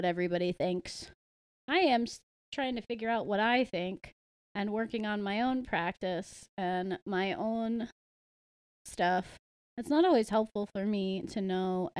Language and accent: English; United States; I was raised in the United States